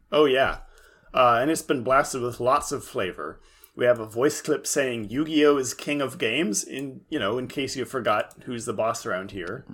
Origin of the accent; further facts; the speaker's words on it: Central California, United States; in my hometown, which is, of course, in Central California